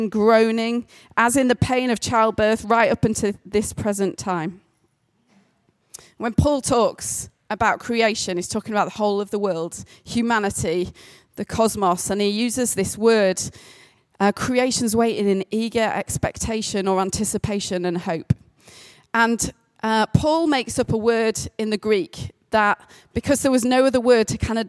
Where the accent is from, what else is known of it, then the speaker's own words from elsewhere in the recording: the Pennines, England, United Kingdom; 88% Northern English. I am basically from the Pennines for as long as my family have ever existed